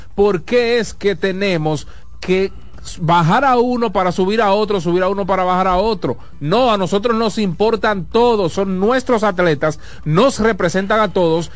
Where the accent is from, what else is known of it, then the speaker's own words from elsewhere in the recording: Dominican Republic; a mí como dominicano